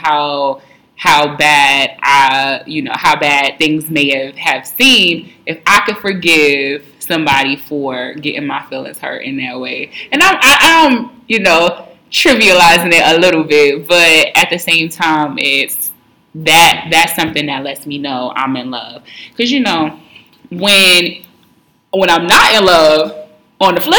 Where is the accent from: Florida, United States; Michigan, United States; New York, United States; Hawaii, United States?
New York, United States; New York City; I'm still from New York. And I'm not just from any place in New York. I'm from Harlem